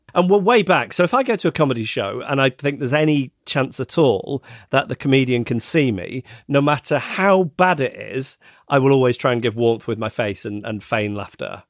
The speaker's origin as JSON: {"language": "English", "region": "England", "country": "United Kingdom", "said": "as an English person"}